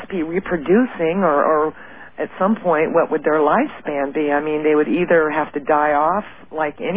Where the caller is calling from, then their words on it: Tacoma, Washington, United States; I'm calling from Tacoma.